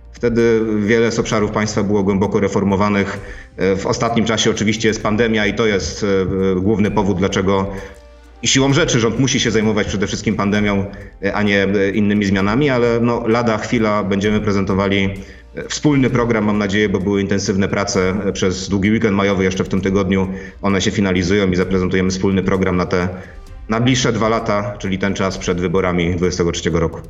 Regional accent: Racibórz, Silesian Voivodeship, Poland; ja jestem z Raciborza

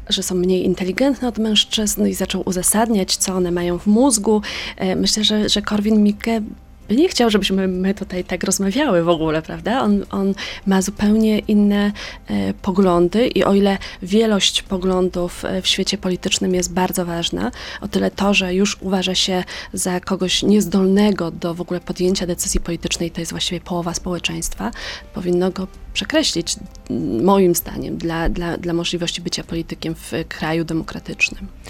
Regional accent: Poland; jako Polka, nie jestem Ukrainką

